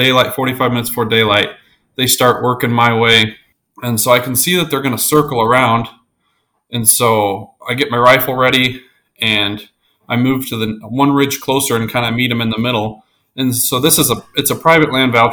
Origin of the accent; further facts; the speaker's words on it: Colorado, United States; moved away; I'm originally from Colorado. So, a lot of really good predator hunting there. So that's kind of what I grew up doing.